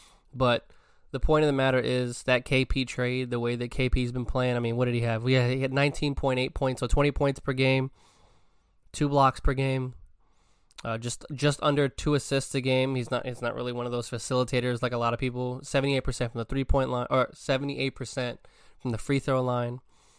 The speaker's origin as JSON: {"language": "English", "region": "New York", "country": "United States", "said": "I'm from New York. I've always cheered for the Knicks because it's the hometown team"}